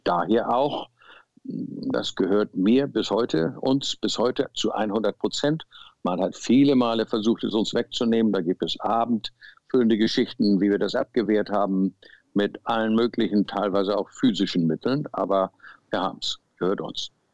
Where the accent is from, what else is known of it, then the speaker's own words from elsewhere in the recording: Hamburg, Germany; moved away as an adult; also born or lived in Zimbabwe; Wir waren Hamburger äh, City-Menschen